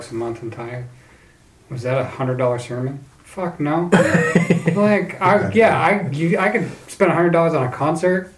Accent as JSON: {"language": "English", "region": "North Idaho", "country": "United States", "tie": "born or raised there", "moved": "yes", "lives_now": "Seattle, United States", "said": "I grew up in North Idaho"}